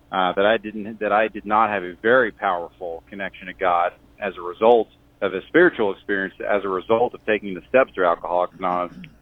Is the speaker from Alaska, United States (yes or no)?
no; Cheyenne, Wyoming, United States; I'm from Cheyenne, Wyoming